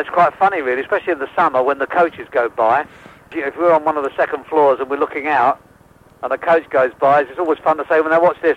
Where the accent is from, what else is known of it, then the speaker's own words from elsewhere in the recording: England, United Kingdom; I'm an Englishman. I prefer to live here.